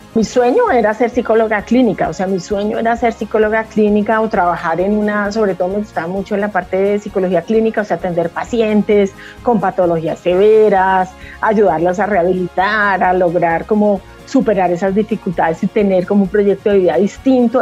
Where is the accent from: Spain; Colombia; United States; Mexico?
Colombia; Huila; como somos del Huila, teníamos una finca ganadera y cultivábamos arroz